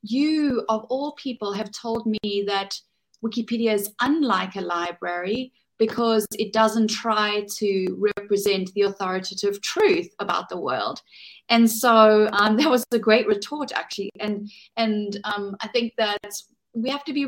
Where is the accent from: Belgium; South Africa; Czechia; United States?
South Africa; from my home country in South Africa